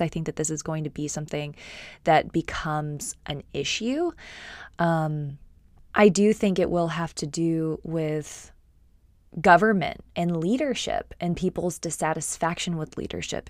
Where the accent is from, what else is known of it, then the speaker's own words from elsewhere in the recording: Austin, Texas, United States; I am from Austin, Texas